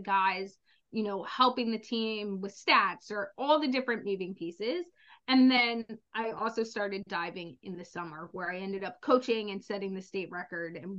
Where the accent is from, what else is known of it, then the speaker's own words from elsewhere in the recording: the South, United States; I was born in the South in the summer